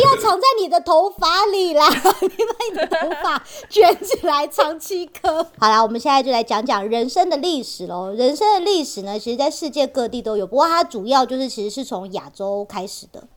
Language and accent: Chinese; Taiwan; 我们台湾人就是比较实际一点嘛